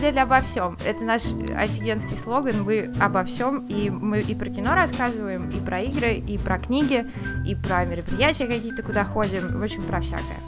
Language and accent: Russian; Moscow, Russia; я из Москвы